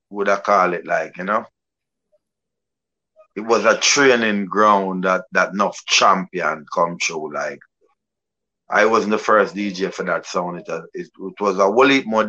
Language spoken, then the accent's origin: English; Kingston, Jamaica; I was grew up in Kingston 11, Cockburn Pen.